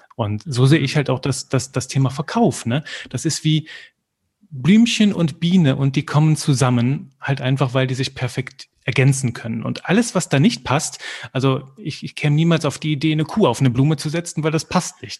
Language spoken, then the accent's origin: German; Belgium; ich komme aus Belgien und da kriegst du halt Französisch mit in die Wiege gelegt